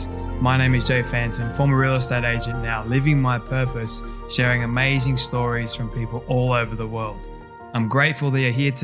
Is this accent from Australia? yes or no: yes; Australia; being an Australian myself